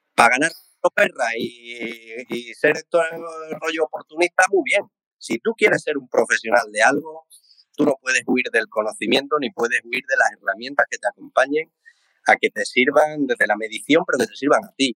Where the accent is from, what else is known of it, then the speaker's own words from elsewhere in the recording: Seville, Andalusia, Spain; como buen sevillano